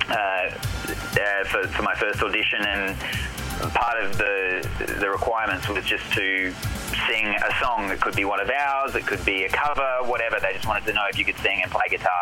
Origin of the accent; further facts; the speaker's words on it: Adelaide, South Australia, Australia; also born or lived in Melbourne, Australia; now in United States; I grew up in Adelaide